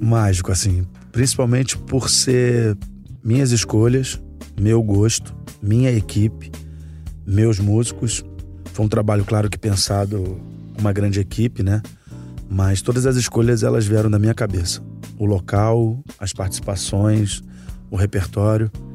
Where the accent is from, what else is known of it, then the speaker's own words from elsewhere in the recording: Rio de Janeiro, Brazil; onde eu cresci, que era ali na prainha do Vidigal